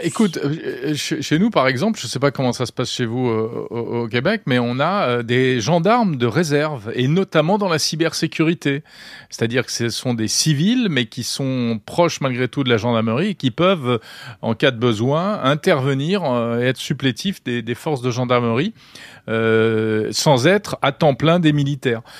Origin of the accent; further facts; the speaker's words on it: France; Chez nous, en France